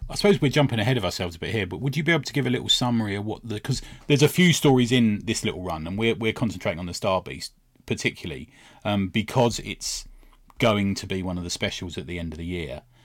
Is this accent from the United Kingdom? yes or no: yes; United Kingdom; we're British